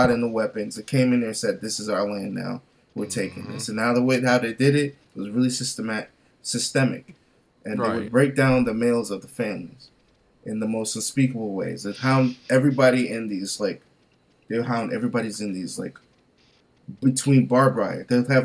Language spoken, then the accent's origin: English; DR Congo; I'm from the Democratic Republic of Congo